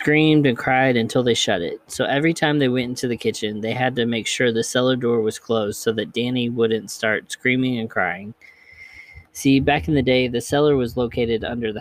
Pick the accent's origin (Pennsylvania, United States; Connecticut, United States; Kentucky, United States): Kentucky, United States; Hardin County; also born or lived in Bullitt County, Kentucky / Jefferson County, Kentucky; Harding County, where I grew up in Kentucky